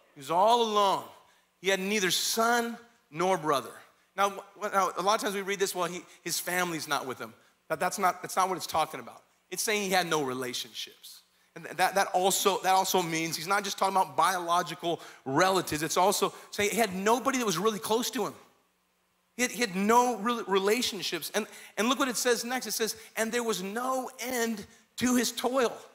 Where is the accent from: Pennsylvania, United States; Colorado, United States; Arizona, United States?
Arizona, United States; Kingman; moved away; I was raised in Kingman, Arizona